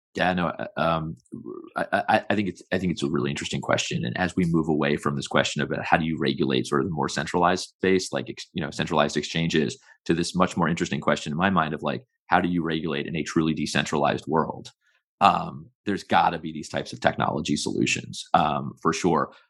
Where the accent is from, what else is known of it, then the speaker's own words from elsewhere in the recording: United States; I'm an American who's worked in the U S federal government for a very long time